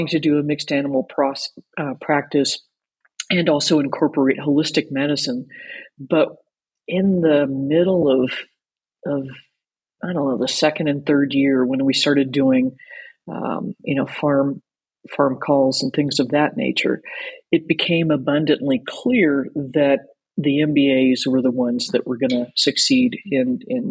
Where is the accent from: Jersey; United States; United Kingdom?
United States; Anchorage, Kentucky; I grew up in a little town called Anchorage, Kentucky, which is not too far out of Louisville